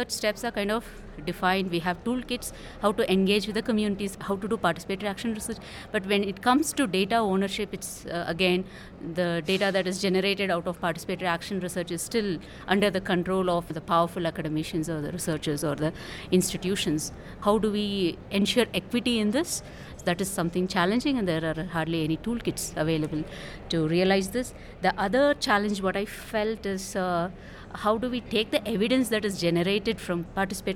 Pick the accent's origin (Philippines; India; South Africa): India; from India.